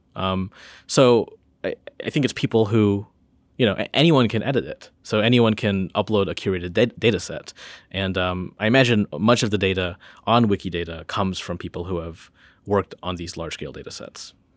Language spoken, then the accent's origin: English; Northern Illinois, United States; now in Charlottesville, United States; I'm from, I'm from Northern Illinois